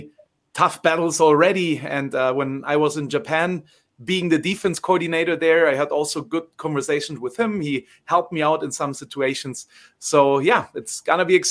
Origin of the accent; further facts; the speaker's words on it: Bavaria, Germany; I'm from Bavaria